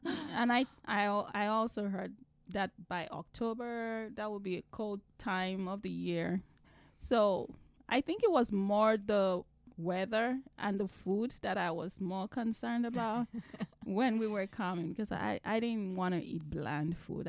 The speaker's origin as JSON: {"language": "English", "country": "Nigeria", "moved": "as an adult", "lives_now": "United States", "said": "I am originally from Nigeria"}